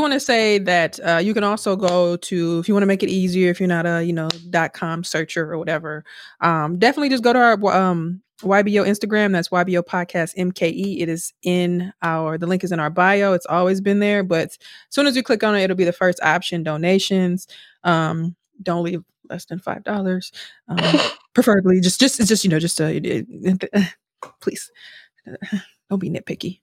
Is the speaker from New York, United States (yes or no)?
no; Milwaukee, Wisconsin, United States; we're from Milwaukee and from urban Milwaukee